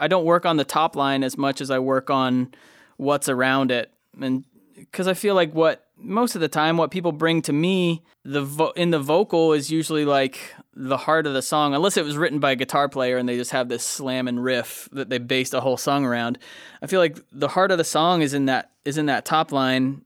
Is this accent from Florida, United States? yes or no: yes; Lakeland, Florida, United States; I settled down in my hometown, Lakeland, Florida.